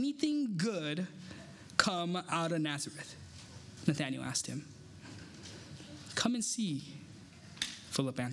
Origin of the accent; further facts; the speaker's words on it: Taiwan; I'm from Taiwan